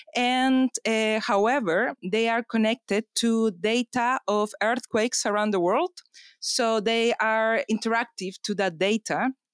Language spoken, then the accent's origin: English; Chile; now in London, United Kingdom; I come from Chile